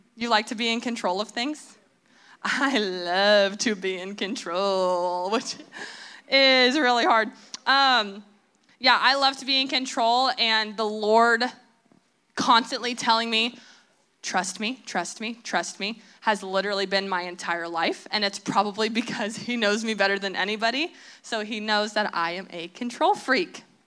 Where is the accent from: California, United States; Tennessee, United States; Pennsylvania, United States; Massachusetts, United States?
California, United States; Southern; I'm from Southern California. I went to school in Southern California